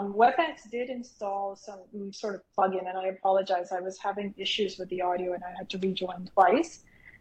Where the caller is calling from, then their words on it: Boston, Massachusetts, United States; I'm in Boston.